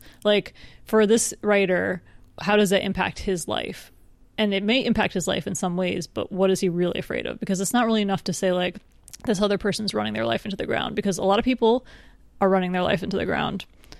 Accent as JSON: {"language": "English", "region": "England", "country": "United Kingdom", "said": "I'm also from England."}